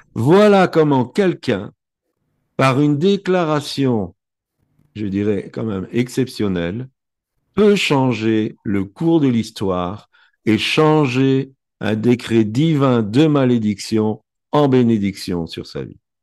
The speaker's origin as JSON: {"language": "French", "country": "Belgium", "tie": "born or raised there", "said": "Je suis né en Belgique, mes parents sont nés en Belgique"}